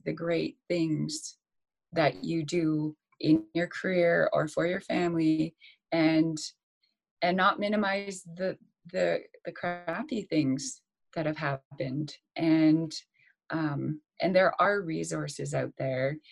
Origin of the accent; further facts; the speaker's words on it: Saskatchewan, Canada; moved away as an adult; me having moved back to Saskatchewan, I was living back with my parents in a small town.